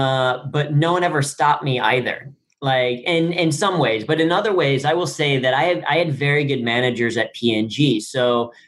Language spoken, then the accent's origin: English; Cincinnati, Ohio, United States; I grew up in Cincinnati, Ohio